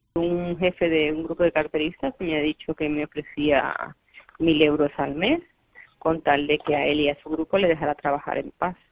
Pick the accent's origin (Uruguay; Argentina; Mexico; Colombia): Colombia; now in Barcelona, Spain; nací en Colombia